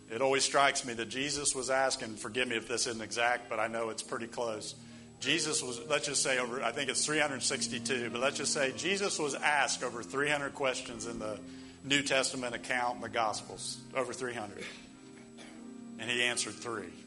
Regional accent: United States; us as American Christians

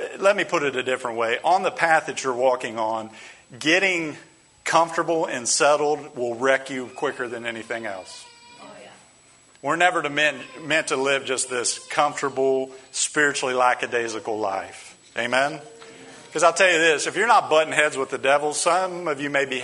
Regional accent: United States; as American Christians

